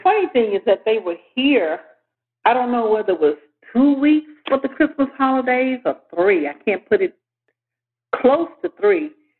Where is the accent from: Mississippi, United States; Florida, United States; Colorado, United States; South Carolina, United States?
Mississippi, United States; Clarksdale; moved away as an adult; also born or lived in New York City / Memphis, Tennessee; now in Birmingham, United States; my home state is Mississippi, Clarksdale.